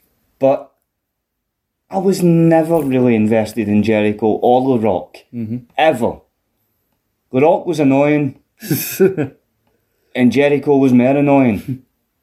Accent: Scotland, United Kingdom; I'm a Scotsman

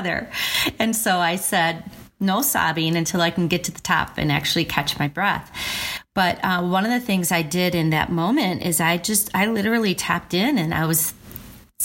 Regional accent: Verona, Wisconsin, United States; where I grew up in Verona

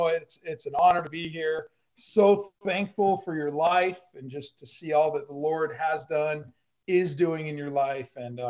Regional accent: Iran; also born or lived in Houston, United States; now in United States; So I was born in Iran, Iran, if you're from America, Iran, if you're from Iran. I was born there, and I was born in 77.

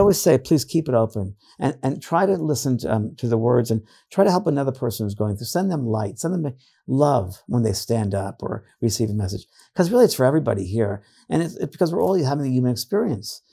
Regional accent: New York, United States; now in California, United States; I'm from New York

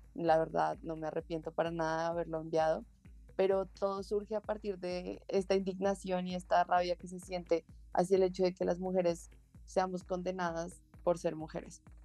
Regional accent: Bogotá, Colombia; yo soy de Bogotá, Colombia y llevo viviendo toda mi vida acá

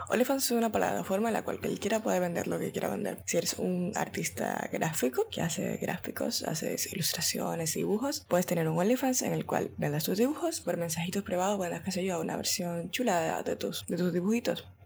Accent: Dominican Republic; Dios mío, estoy hablando como mexicana y soy dominicana, qué puta.

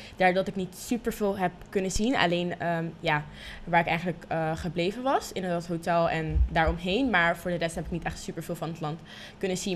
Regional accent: Rotterdam, South Holland, Netherlands; also born or lived in Leiden; toen ben ik geboren in Leiden. Want daar eh, woonden we toen der tijd. Mm. Heel even hoor, een paar maanden. En uiteindelijk ben ik toen ehm, in Rotterdam gaan wonen

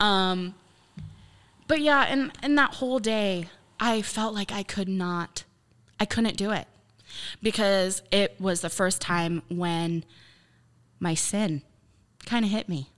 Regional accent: Baltic, Ohio, United States; also born or lived in Dover, Ohio; I grew up in Baltic. I lived there until I was eighteen

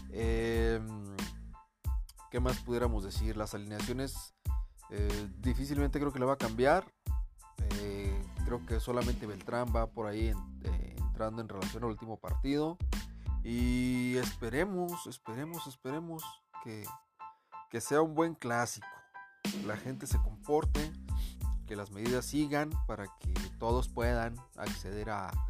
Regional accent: Guadalajara, Jalisco, Mexico; yo soy de Guadalajara, obviamente le voy a Guadalajara

